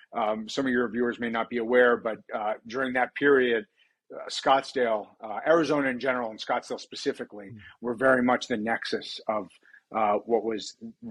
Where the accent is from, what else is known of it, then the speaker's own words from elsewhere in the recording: Montreal, Quebec, Canada; now in United States; I'm from Montreal originally. I grew up in Canada.